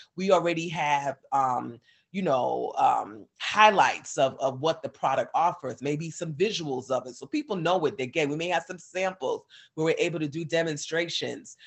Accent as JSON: {"language": "English", "region": "New York", "country": "United States", "moved": "as an adult", "lives_now": "Atlanta, United States", "said": "I'm from New York originally, so all my family was in New York"}